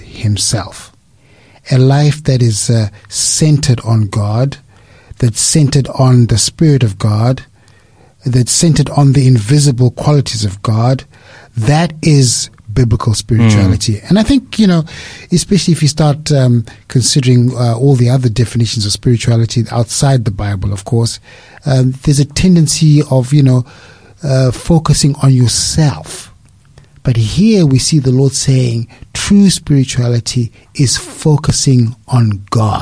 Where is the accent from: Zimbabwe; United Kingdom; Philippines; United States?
Zimbabwe; moved away as an adult; now in Australia; I am originally from Zimbabwe. Came here to Australia to work